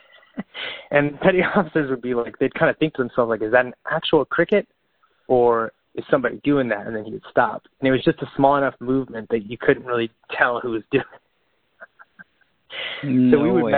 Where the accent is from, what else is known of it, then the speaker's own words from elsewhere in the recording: Bakersfield, California, United States; I'm from Bakersfield, California, where it gets like 110, 115 in the summer.